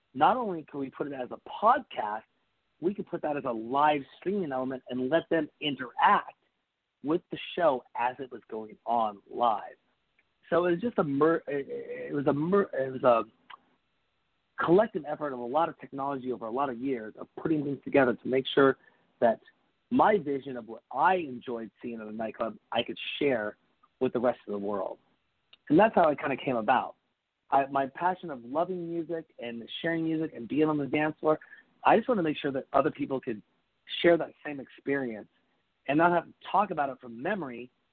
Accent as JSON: {"language": "English", "town": "Seattle", "region": "Washington", "country": "United States", "tie": "born or raised there", "said": "growing up in Seattle"}